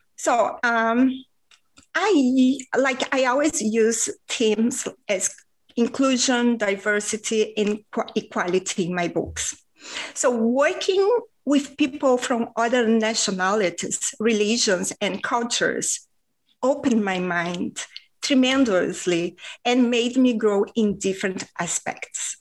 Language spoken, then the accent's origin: English; Rio de Janeiro, Brazil; first language Portuguese; English is a second language; now in Spain; I was raised in Rio de Janeiro, Brazil